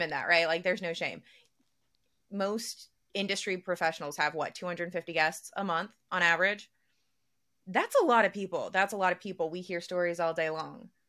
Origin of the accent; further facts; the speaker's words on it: the South, United States; we're all from the South